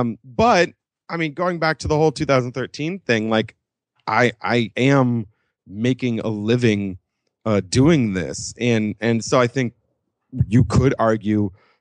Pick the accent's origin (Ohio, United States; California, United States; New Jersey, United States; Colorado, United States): California, United States; Los Angeles; I grew up in Los Angeles. I am a native.